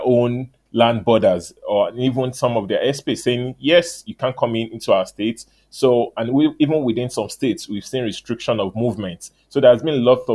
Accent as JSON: {"language": "English", "country": "Nigeria", "said": "I'm from Nigeria"}